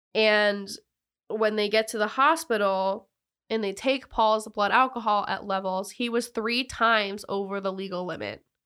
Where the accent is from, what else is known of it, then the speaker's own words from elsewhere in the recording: the South, United States; I'm from the South